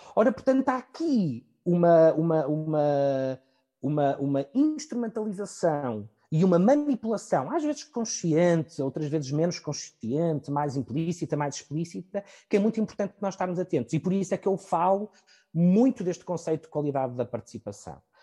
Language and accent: Portuguese; Portugal; pelo nosso percurso enquanto portugueses